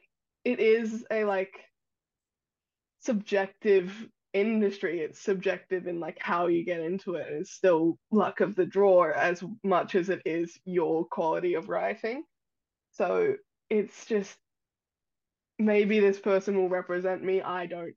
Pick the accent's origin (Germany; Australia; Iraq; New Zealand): Australia; born or raised there